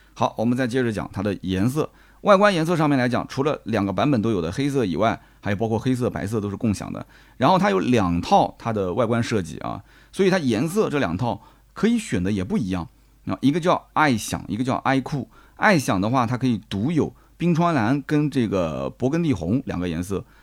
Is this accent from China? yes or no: yes; China; 按照我们中国人审美讲